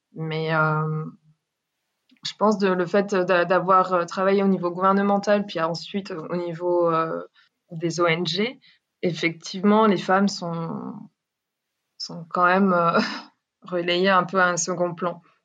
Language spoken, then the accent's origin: French; France; moved away as an adult; now in Ethiopia; Je suis née et grandie en France. Euh, et après mes études, j'ai décidé de partir en Éthiopie